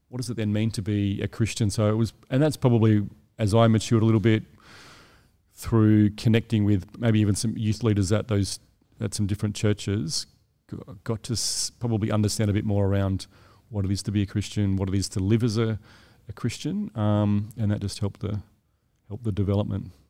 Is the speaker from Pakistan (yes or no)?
no; South Australia, Australia; moved away as an adult; now in Sydney, Australia; I'm from South Australia, so I moved here